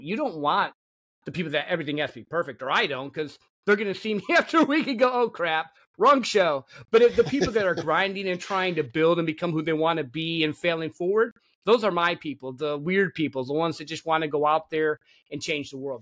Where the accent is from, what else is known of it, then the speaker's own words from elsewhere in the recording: Michigan, United States; I grew up in Michigan, a country boy